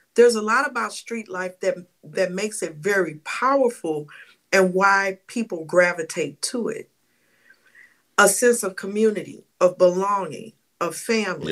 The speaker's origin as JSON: {"language": "English", "town": "St. Louis", "region": "Missouri", "country": "United States", "said": "I'm from St. Louis"}